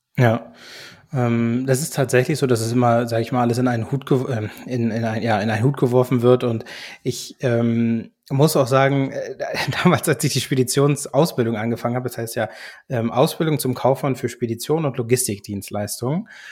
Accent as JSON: {"language": "German", "country": "Germany", "tie": "born or raised there", "also_born_or_lived": "United States", "said": "gebürtig aus den USA, bin aber als Kind schon nach Deutschland gekommen"}